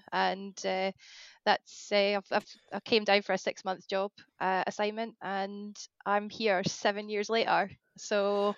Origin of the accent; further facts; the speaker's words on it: Scotland, United Kingdom; moved away; because I'm from the Scottish borders, so I'm like just next to Dumfries and Galloway, and I grew up in the countryside.